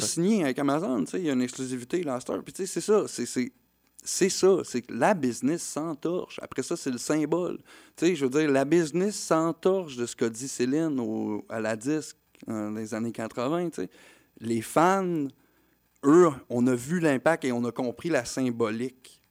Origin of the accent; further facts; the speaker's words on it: Quebec, Canada; pour nous en tant que Québécois